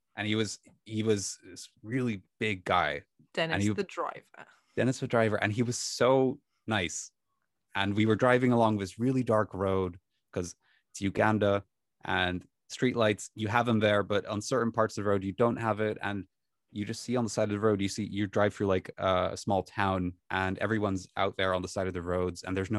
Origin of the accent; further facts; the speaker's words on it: Netherlands; First of all, you know, I came from Holland. It was winter in Holland.